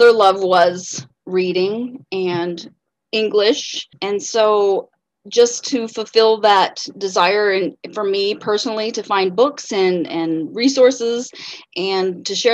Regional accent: Omaha, Nebraska, United States; also born or lived in Blair, Nebraska; I was born in Omaha, Nebraska, spent the first years of my life there up until the middle of fifth grade

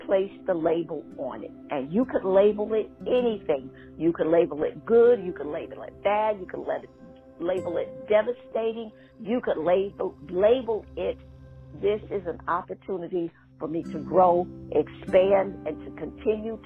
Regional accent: Schenectady, New York, United States; my hometown is being represented

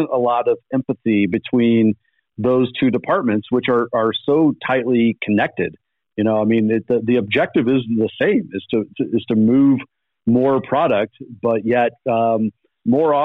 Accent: Belleville, Illinois, United States; now in Bend, United States; I'm originally from just outside of St. Louis, a town called Belleville, Illinois

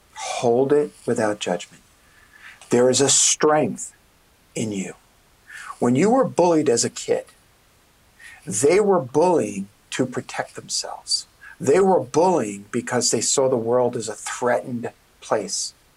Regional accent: New York City, New York, United States; I'm a kid from Brooklyn

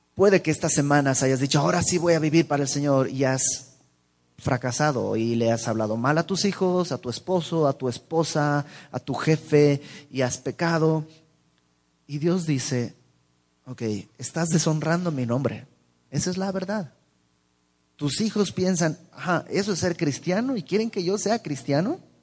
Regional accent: Mexico; no somos los mexicanos así

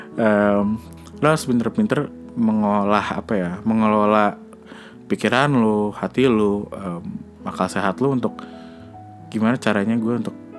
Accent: Indonesia; ketika gue kecil, gue nggak mau tinggal di Indonesia gitu. Gue mau pindah dari sini

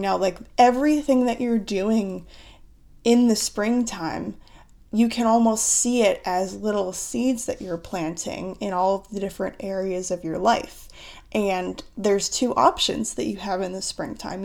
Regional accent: United States; accent: American; moved away as an adult; also born or lived in Southeast Asia / Cambodia; I'm from the United States, um, in case you don't know that about me or you can't tell by my accent

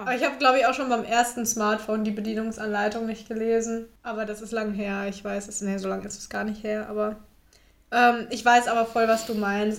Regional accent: Bad Salzuflen, North Rhine-Westphalia, Germany; moved away as an adult; also born or lived in Erfurt; ich komme ganz ursprünglich aus Lippe, aus dem Lipperland

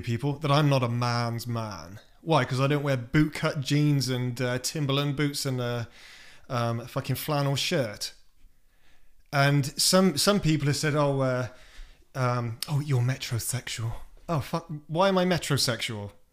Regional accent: United Kingdom; moved away as an adult; now in United States; I'm British

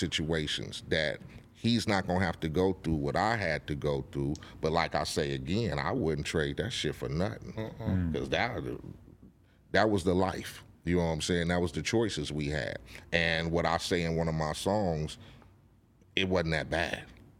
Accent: Compton, California, United States; And growing up in Compton and seeing what was happening around me

